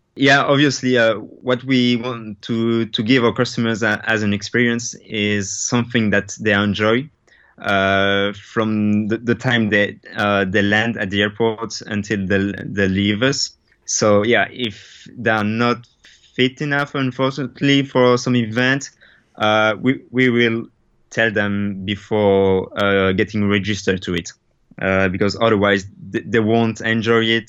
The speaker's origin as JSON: {"language": "English", "country": "Belgium", "said": "I'm from Belgium"}